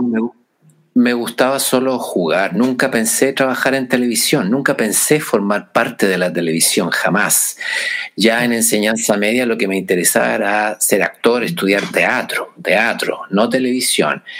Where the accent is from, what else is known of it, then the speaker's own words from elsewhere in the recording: San Fernando, O'Higgins, Chile; moved away as an adult; also born or lived in Santiago, Chile; me fui eh, de San Fernando, mi ciudad natal